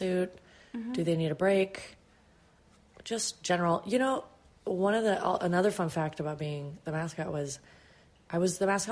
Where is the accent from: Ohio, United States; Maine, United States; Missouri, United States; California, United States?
California, United States; San Jose; also born or lived in Los Angeles; I was born and raised in San Jose, California.